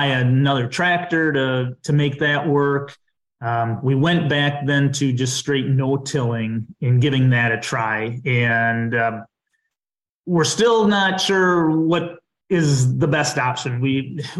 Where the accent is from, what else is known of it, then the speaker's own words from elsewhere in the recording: southwest Dodge County, Wisconsin, United States; also born or lived in Chicago; I grew up on a farm in southwest Dodge County, Wisconsin